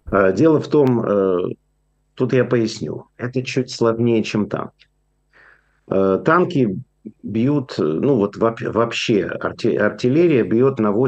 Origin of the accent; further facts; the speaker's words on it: Ukraine; moved away; я уехал из Украины, потому что советская Украина это была самым антисемитским, э, самой антисемитской республикой, которую только можно было представить.